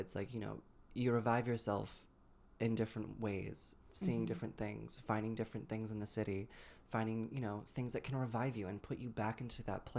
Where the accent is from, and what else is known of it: Massachusetts, United States